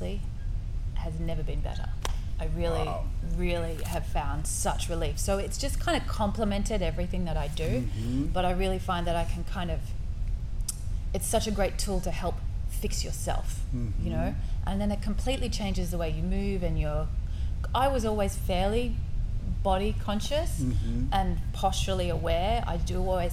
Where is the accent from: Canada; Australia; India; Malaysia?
Australia; also born or lived in Scotland; now in Houston, United States; I'm from Australia, mm-hmm. and I have been living in Houston here for the last 5 years, mm-hmm. but I have lived all over the world